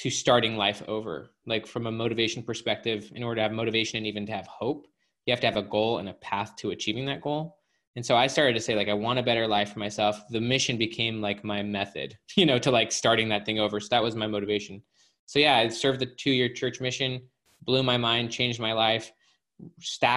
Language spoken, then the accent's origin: English; Utah, United States; I grew up in Utah, very religious family